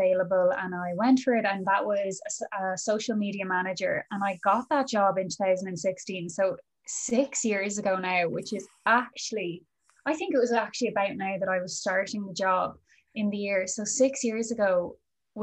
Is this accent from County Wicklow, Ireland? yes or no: no; County Kildare, Ireland; also born or lived in New York; now in Dublin, Ireland; I'm a Kildare native